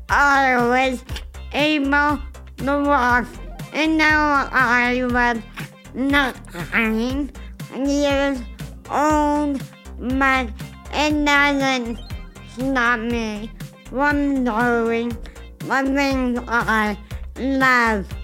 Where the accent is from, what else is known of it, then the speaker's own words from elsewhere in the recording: Lima, Peru; born there; I am 60 year old. I was born in Lima, Peru, in the West Coast.